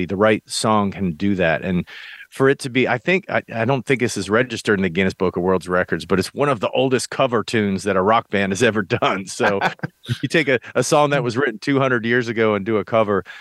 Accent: United States; I came up in small town America

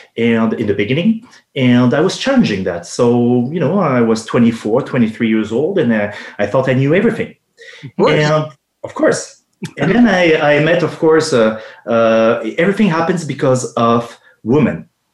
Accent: France; accent: French; English is a second language; moved away as an adult; also born or lived in Los Angeles, United States / Quebec, Canada; now in Canada; I was born and raised in France

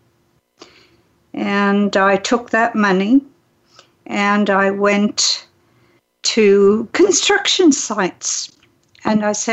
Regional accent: England, United Kingdom; moved away as an adult; also born or lived in Switzerland / Canada / Hawaii; now in San Diego, United States; I was raised in England

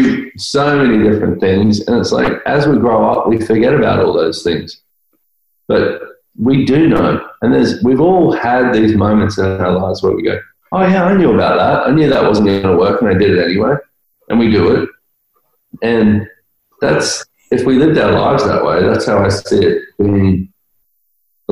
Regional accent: Australia; I'm Australian

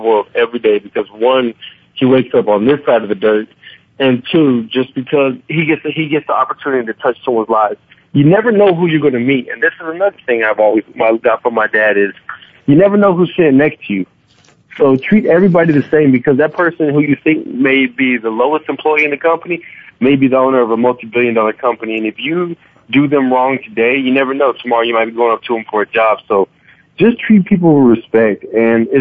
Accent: Clovis, New Mexico, United States; moved away; my hometown, Clovis, New Mexico.

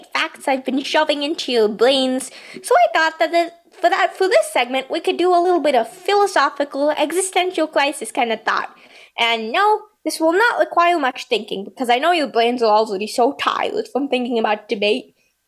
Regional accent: United Kingdom; I'm a British person. It's fairly hard for me to pronounce parallels.

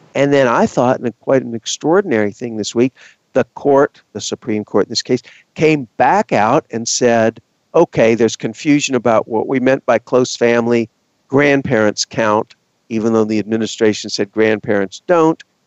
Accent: Texas, United States; I am from Texas

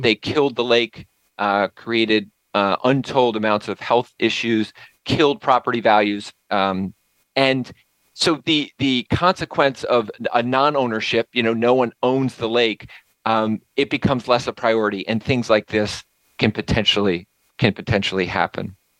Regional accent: Nassau, New York, United States; moved away; going back to my hometown, back to Nassau

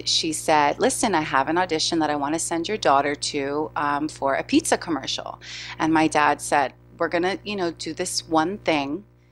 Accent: New York City, New York, United States; born and raised in New York City

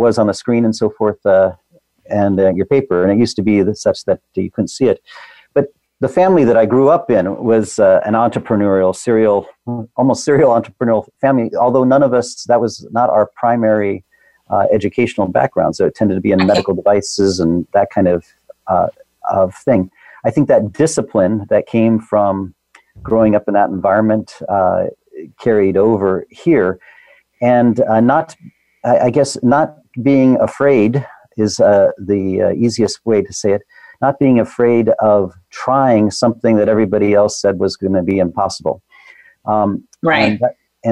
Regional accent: Seattle, Washington, United States; growing up in Seattle, when Microsoft was growing up

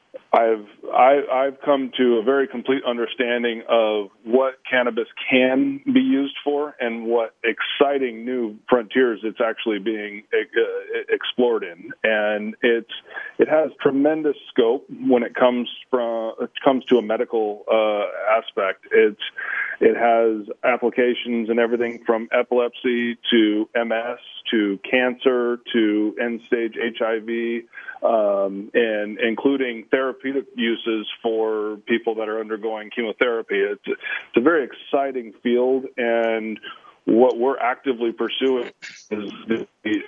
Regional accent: United States; I'm from the States.

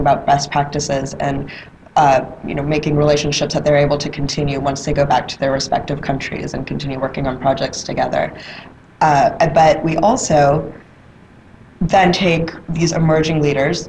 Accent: Atlanta, Georgia, United States; I'm, I'm from Atlanta, Georgia. I was, I was raised in Atlanta

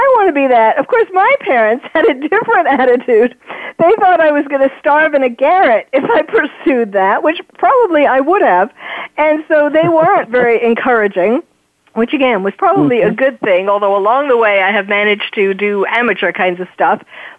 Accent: New York, United States; I was born and raised in New York.

